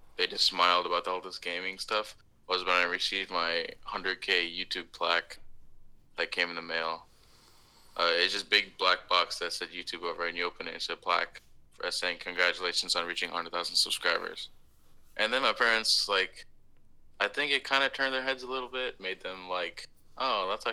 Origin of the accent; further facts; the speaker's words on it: Austin, Texas, United States; also born or lived in Portland, Oregon / Tulsa, Oklahoma; now in Houston, United States; Grew up in Texas, Austin, Texas for about 10 years